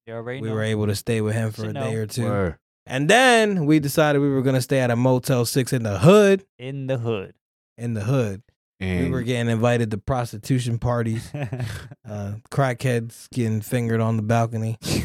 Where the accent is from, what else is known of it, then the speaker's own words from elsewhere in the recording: York, Pennsylvania, United States; We done ran the streets of York City since, sheesh, I can remember.